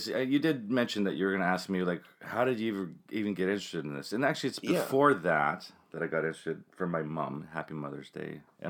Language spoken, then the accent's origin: English; Winnipeg, Manitoba, Canada; also born or lived in Toronto (Ryerson); I was born very close to where you live, but I grew up on Johnson Avenue West in Elmwood.